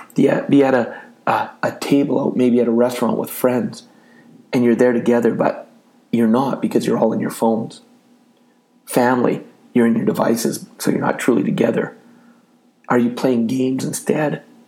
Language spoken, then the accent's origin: English; Canada; I'm from Canada